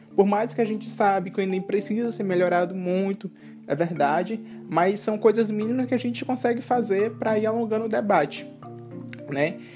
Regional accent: Grajaú, Maranhão, Brazil; now in Belém, Brazil; sou indígena, sou maranhense, aqui da cidade de Grajaú, Maranhão é, mas atualmente moro em Belém do Pará

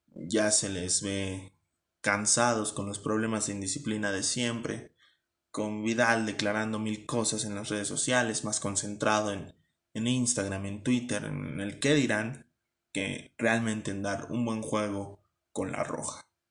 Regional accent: Mexico; ya no hablo tanto como mexicano

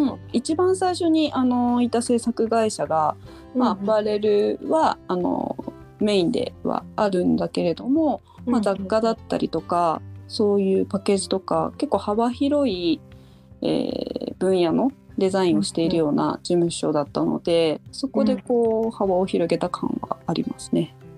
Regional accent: Shiojiri, Nagano, Japan; moved away as an adult; also born or lived in Tokyo; 私はですね長野県の塩尻市出身で、えー、高校卒業後東京に行き最近までずっと東京で

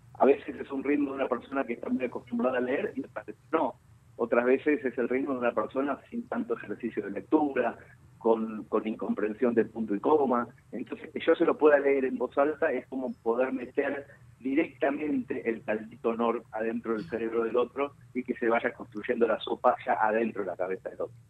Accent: Mercedes, Buenos Aires Province, Argentina; en mi pueblo natal y en mi barrio

